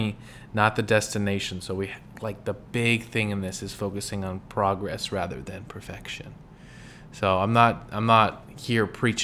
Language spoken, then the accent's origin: English; California, United States; moved away; also born or lived in Midwest; I grew up in California